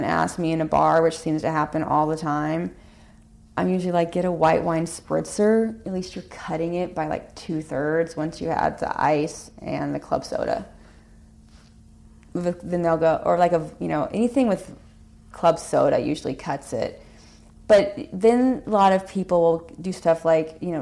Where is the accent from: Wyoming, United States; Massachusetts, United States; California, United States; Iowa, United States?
California, United States; also born or lived in Hawaii; now in Connecticut, United States; I grew up in California. I lived in Hawaii for a while